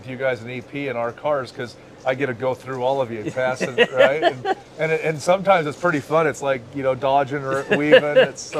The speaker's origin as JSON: {"language": "English", "town": "Phoenix", "region": "Arizona", "country": "United States", "said": "we're from Phoenix"}